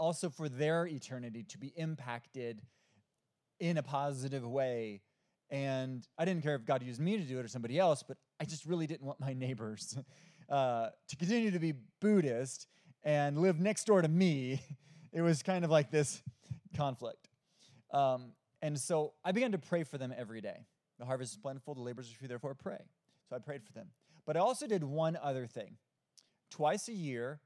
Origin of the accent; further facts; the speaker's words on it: Omaha, Nebraska, United States; also born or lived in Iowa; now in Hickory, United States; I'm originally from Omaha, Nebraska. I lived in Iowa for seven years actually, and I moved to North Carolina about 13 years ago.